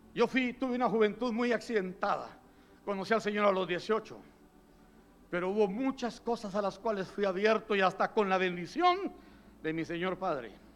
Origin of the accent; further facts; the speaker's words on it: southern coast of Guatemala, Guatemala; Yo soy de la costa sur en Guatemala